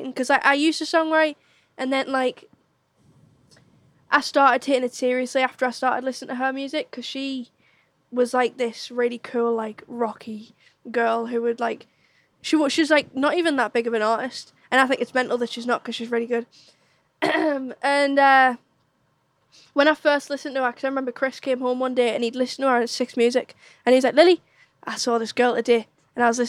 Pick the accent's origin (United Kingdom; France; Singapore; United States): United Kingdom; County Durham, North East England; now in Sunderland, United Kingdom; I'm from County Durham.